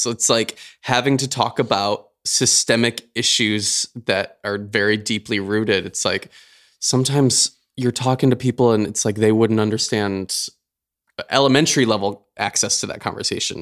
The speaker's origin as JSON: {"language": "English", "region": "Michigan", "country": "United States", "tie": "born or raised there", "moved": "yes", "said": "one of our good friends, Tessa Kanene, um, who we grew up with back in Michigan"}